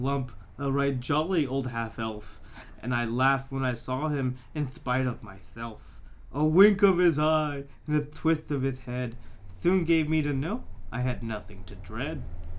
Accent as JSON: {"language": "English", "town": "Tallahassee", "region": "Florida", "country": "United States", "said": "I'm from Tallahassee, Florida."}